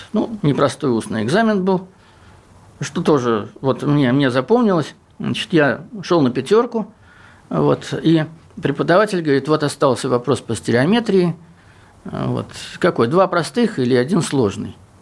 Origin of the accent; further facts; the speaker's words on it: Southern Urals, Russia; я с Южного Урала